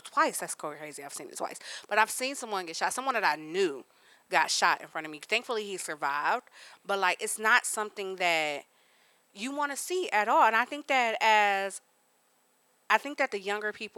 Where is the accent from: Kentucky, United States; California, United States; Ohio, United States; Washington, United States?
Ohio, United States; Cleveland; we're from Cleveland, Ohio